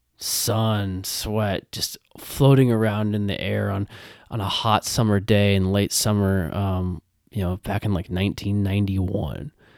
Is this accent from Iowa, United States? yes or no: yes; Iowa, United States; I grew up in Iowa